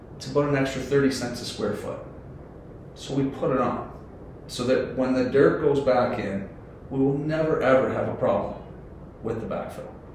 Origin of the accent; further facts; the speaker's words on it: Ontario, Canada; moved away; I'm from Ontario